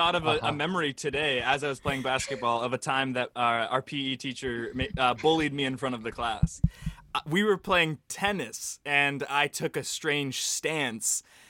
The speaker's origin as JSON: {"language": "English", "town": "Bainbridge", "region": "Ohio", "country": "United States", "tie": "born or raised there", "said": "I went to school in Shaker Heights. I grew up in Bainbridge, Ohio. That's like an hour away."}